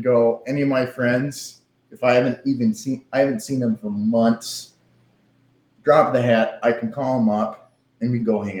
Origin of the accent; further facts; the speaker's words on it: Milwaukee, Wisconsin, United States; now in Austin, United States; I am from Milwaukee